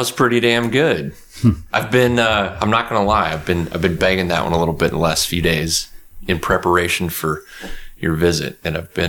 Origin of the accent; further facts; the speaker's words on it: Odessa, Texas, United States; now in Houston, United States; I grew up out in Odessa.